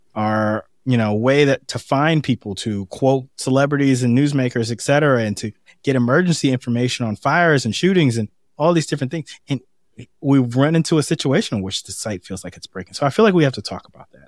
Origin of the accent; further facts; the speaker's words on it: San Francisco, California, United States; also born or lived in Boston; now in Washington, D.C., United States; I'm from San Francisco but spend so much time in Boston